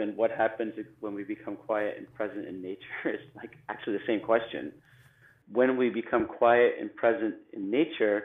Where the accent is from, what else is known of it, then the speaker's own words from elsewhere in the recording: Canada; I grew up in Canada. I grew up in a small town, and I grew up on a lake.